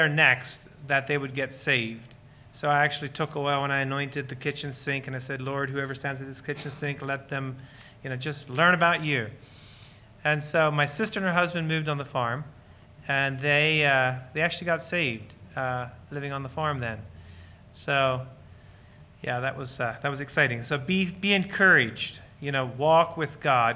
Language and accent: English; Lancaster County, Pennsylvania, United States; So Lancaster County Amish is where I was born and raised